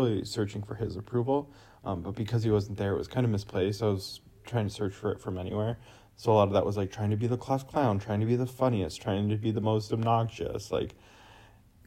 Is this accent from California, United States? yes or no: yes; California, United States; I was born and raised in California